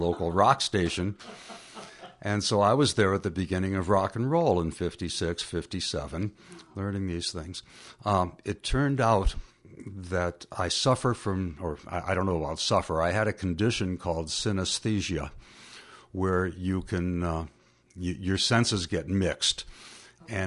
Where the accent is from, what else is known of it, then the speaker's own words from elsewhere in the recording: Faribault, Minnesota, United States; for 3-4 years, I was taking lessons from Mrs. Zilke in Faribault